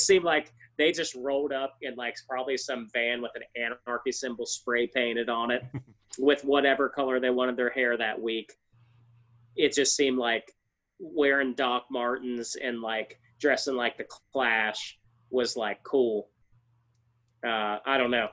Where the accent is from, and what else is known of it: small town West Virginia, United States; born or raised there